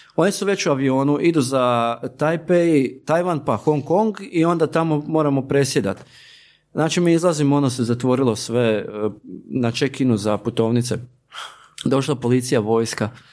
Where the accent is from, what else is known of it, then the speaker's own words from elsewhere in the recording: Slavonia, Croatia; kod nas u Slavoniji